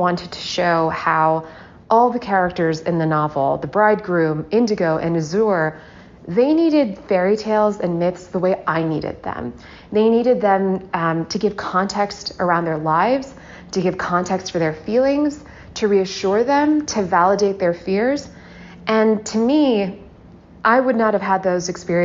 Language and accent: English; the South, United States; Growing up in the South